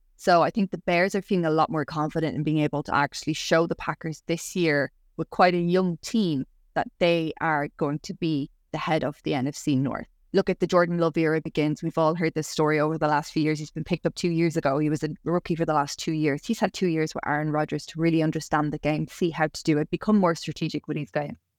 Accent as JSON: {"language": "English", "country": "Ireland", "said": "I'm the Irish Barbie"}